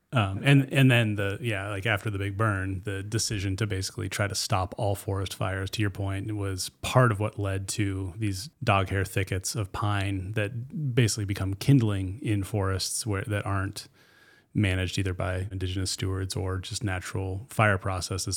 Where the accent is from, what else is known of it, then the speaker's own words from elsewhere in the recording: Chattaroy, Washington, United States; I grew up in Chatteroi, and firestorm came right through our property